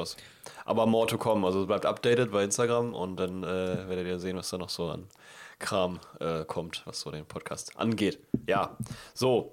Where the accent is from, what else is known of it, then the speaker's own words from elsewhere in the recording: Northern Germany, Germany; bei uns im Norden gibt es keinen Karneval oder Fasching